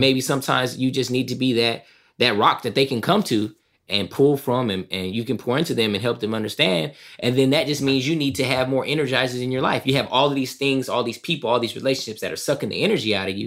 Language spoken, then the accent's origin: English; Southern California, United States; also born or lived in East St. Louis, Illinois; growing up in Southern California, originally from East Saint Louis, Illinois